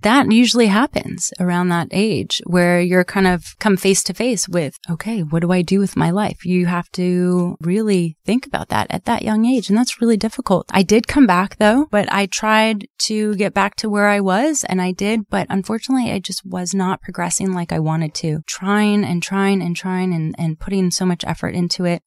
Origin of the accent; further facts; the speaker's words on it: Southern California, United States; I grew up here in Sou-, in Southern California